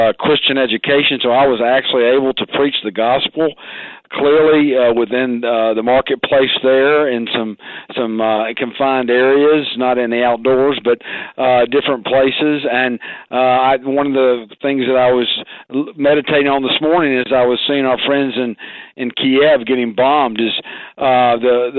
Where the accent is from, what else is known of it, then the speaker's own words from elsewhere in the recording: Memphis, Tennessee, United States; I was born in Memphis, Tennessee, which is still our my home